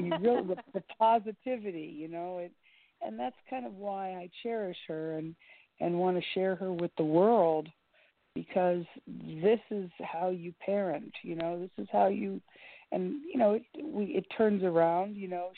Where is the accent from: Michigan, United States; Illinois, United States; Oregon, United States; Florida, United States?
Florida, United States; Miami; growing up in Miami